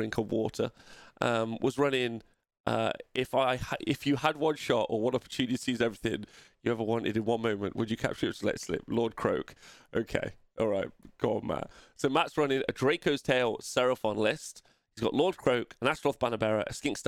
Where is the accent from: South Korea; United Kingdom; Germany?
United Kingdom; England